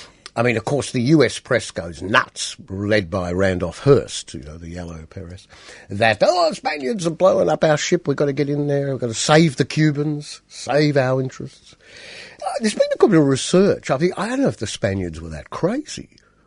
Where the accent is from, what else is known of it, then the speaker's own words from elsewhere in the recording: Australia; how would you feel as an Australian if Britain inserted this amendment in our constitution?